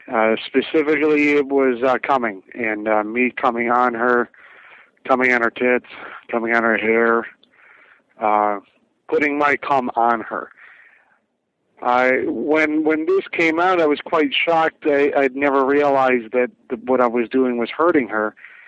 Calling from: Las Vegas, Nevada, United States; I'm calling you from Las Vegas. I'm 34 years old and married.

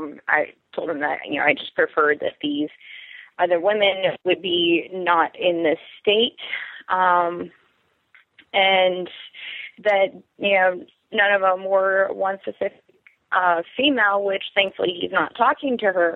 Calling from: Anchorage, Alaska, United States; I'm calling from Anchorage, Alaska. 25 and recently married.

